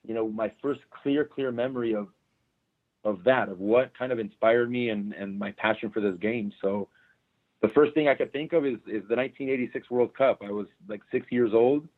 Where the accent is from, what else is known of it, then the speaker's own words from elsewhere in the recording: Torrance, California, United States; grew up here in Southern California, born and raised here locally in Torrance